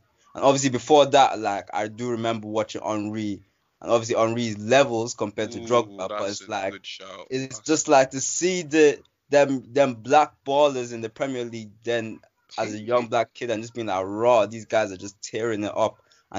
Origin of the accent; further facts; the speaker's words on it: Nigeria; even had me supporting the Ivory Coast for a while, even though I'm Nigerian.